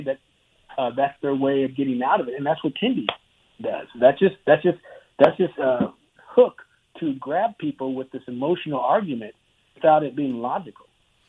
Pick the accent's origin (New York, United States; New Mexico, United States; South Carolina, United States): New Mexico, United States; Clovis; because I grew up in Clovis, New Mexico, and my dad was in the Air Force